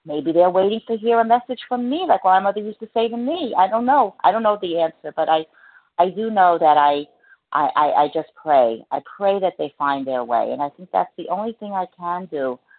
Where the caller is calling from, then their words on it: New Jersey, United States; I'm recovered from New Jersey.